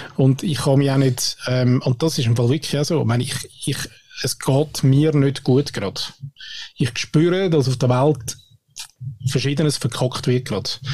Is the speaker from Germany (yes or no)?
no; Switzerland; bei uns in der Schweiz